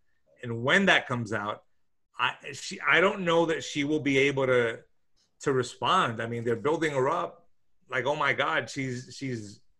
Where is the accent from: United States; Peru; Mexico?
United States; New York; I was born in New York, so I guess I'm what you would consider a birthright citizen.